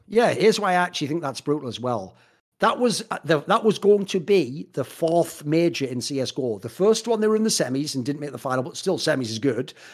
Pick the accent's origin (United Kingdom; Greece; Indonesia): United Kingdom; England; I come from the England